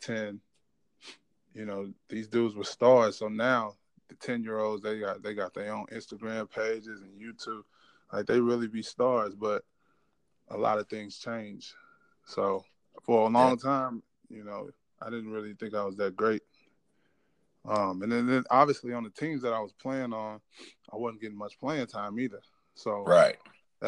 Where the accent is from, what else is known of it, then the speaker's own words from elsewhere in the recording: Ferguson, Missouri, United States; I'm from St. Louis, obviously. If you want to get technical, more so Ferguson, Missouri. Went to McClure High School